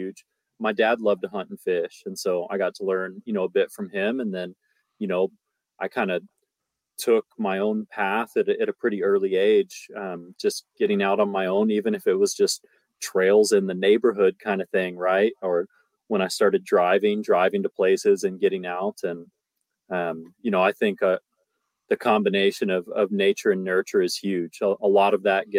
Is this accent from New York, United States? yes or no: no; Colorado, United States; now in Alaska, United States; I was born in Colorado